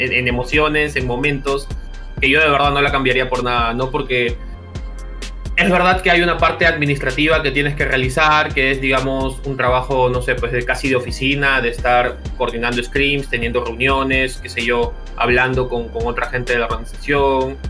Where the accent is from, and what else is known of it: Peru